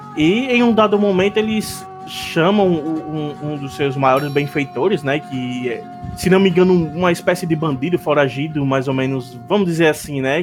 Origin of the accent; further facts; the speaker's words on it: Natal, Rio Grande do Norte, Brazil; nós três aqui somos de Natal, Rio Grande do Norte